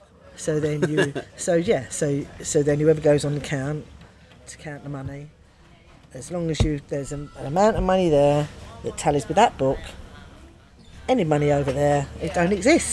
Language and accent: English; London, United Kingdom; accent: Cockney; But the managers and the pit bosses were all Cockneys, all from the East End. So I'm a Cockney